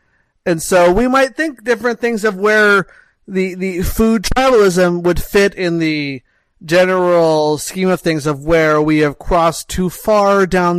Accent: Montreal, Quebec, Canada; I'm from Montreal, which is a city well known for its food, that loves its food and cares about food a lot.

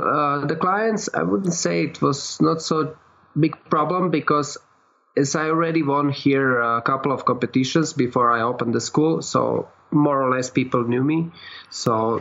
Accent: Croatia; moved away as an adult; now in Mexico; I come from Croatia.

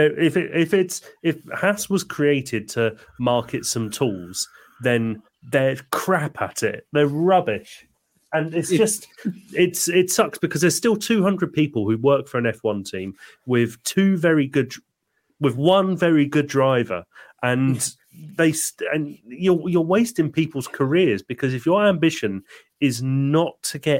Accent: Isle of Wight, South East England, United Kingdom; I'm from the Isle of Wight

